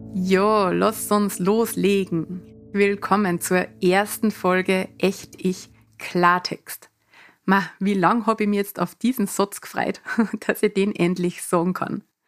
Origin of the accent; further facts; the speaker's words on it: Mostviertel, Lower Austria, Austria; accent: Mostviertler Dialekt; moved away; also born or lived in Vienna / Canada / Salzburg; in meinem Mostviertler Dialekt